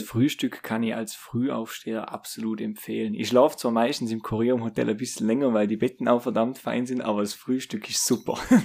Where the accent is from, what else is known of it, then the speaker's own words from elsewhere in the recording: Austria; ich bin jetzt aus Österreich jetzt auch nicht gerade aus der ärgsten Großstadt